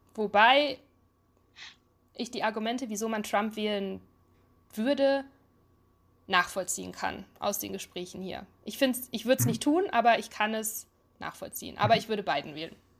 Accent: Ruhr area, North Rhine-Westphalia, Germany; moved away as an adult; now in United States; ich bin ein Ruhrpott-Kind.

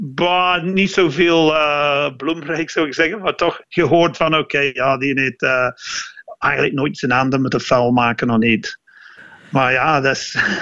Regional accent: South West England, United Kingdom; Dutch is a second language; now in Antwerp, Belgium; Ik kom van het zuidwesten, dat zo. Ah, wij spreken zo ons R'n

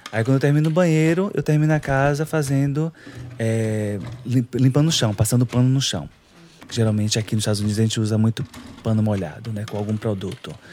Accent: Salvador, Bahia, Brazil; born there; moved away as an adult; Eu nasci em Salvador, Salvador, Bahia. Pernambués é um bairro assim super populoso.

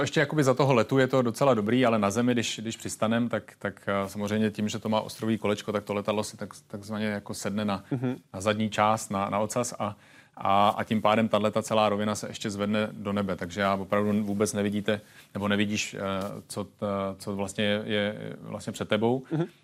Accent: Czechia; jsem tady z Čech

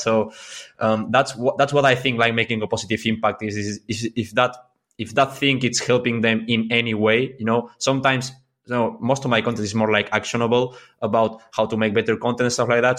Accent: Mallorca, Balearic Islands, Spain; English is a second language; I'm from Mallorca

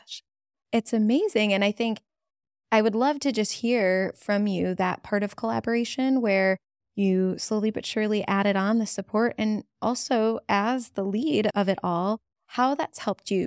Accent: Cleveland, Ohio, United States; in our hometown. It's my hometown

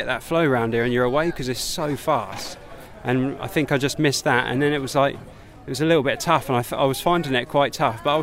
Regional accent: England, United Kingdom; we're English. We are what we are

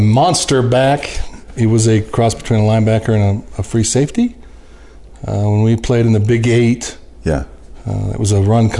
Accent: Boulder, Colorado, United States; I was born and raised in Boulder, Colorado, of all places.

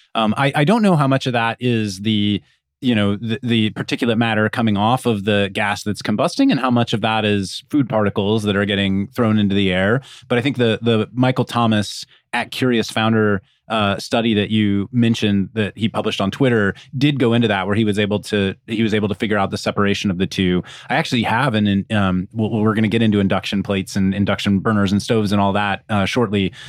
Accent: Kansas, United States; I grew up in Kansas with electric electric stovetops

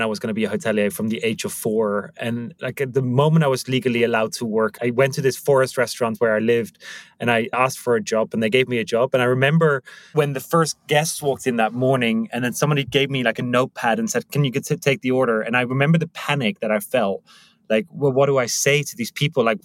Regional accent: Netherlands; moved away as an adult; now in Prague, Czech Republic; originally Dutch and I landed here 16 years ago

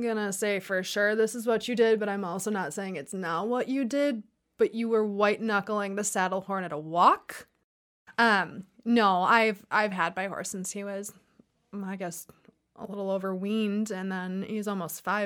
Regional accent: Wisconsin, United States; I was born and raised in Wisconsin

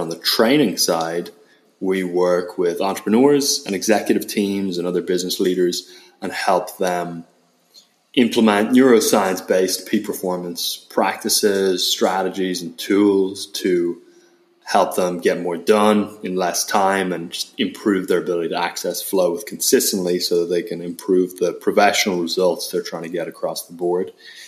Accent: Ireland; accent: Irish; now in United States; Yeah, apparently my Irish accent's gotten a little bit diluted, which I'm not delighted to hear about.

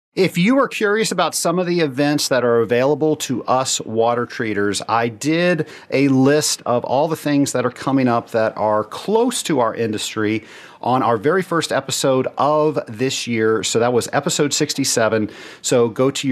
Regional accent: Atlanta, Georgia, United States; Atlanta, my hometown

